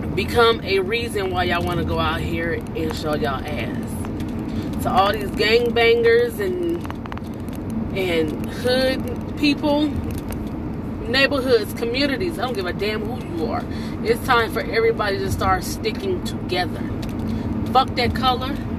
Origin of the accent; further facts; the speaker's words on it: United States; I'm American.